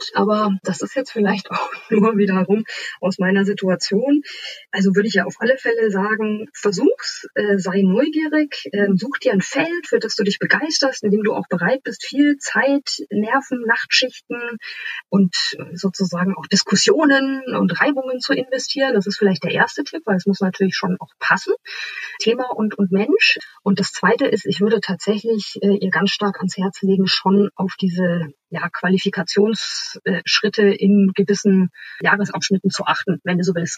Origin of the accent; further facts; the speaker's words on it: a small town west of Munich, Bavaria, Germany; moved away as an adult; now in Hamburg, Germany; in Bayern geboren, in einer kleinen Stadt westlich von München aufgewachsen